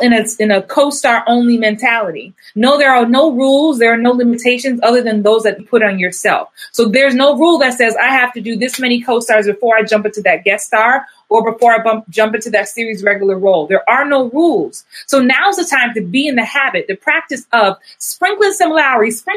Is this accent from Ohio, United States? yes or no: no; New York, United States; I guess I'm from New York